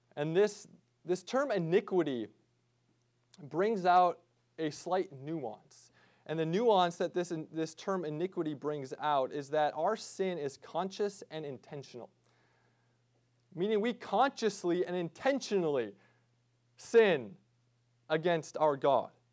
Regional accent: United States; us as American Christians

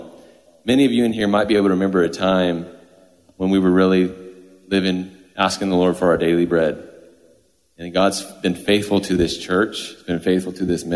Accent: Texas, United States; moved away; I'm from Texas

